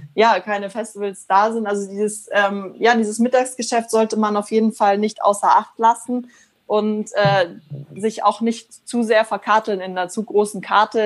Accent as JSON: {"language": "German", "country": "Germany", "said": "bei uns in Deutschland"}